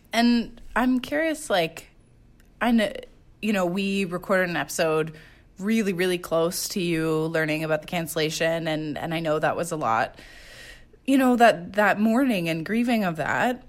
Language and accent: English; Quebec, Canada; I grew up in Quebec